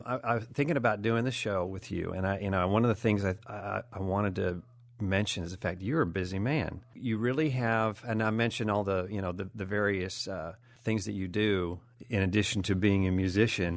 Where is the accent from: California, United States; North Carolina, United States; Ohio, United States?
California, United States; growing up in California